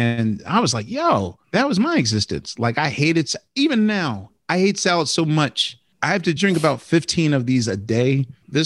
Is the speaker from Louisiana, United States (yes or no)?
no; Philadelphia, Pennsylvania, United States; growing up in Philly, in a very iconic food town